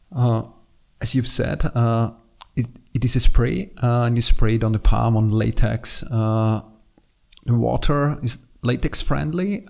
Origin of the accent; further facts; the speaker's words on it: Austria; English is a second language; I'm from Austria, as you maybe can hear.